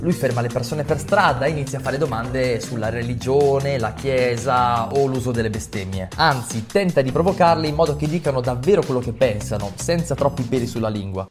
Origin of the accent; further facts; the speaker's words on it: Crespino, Veneto, Italy; Crespino, il paese dei miei nonni, dove ho trascorso praticamente metà della mia infanzia